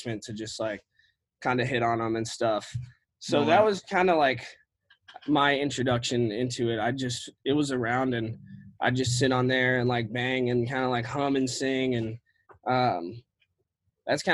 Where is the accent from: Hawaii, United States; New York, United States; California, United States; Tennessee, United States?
Tennessee, United States; Nashville; I grew up in Nashville